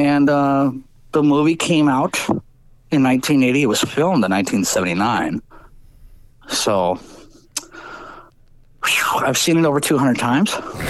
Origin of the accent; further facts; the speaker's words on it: Harvey, Illinois, United States; I was born in Harvey, Illinois, Ingalls Memorial Hospital, DOB, date of birth, Tuesday, 1/21/1975.